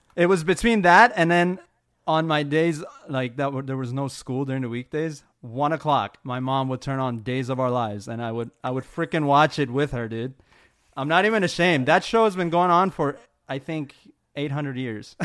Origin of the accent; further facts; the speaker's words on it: Maryland, United States; I grew up in Maryland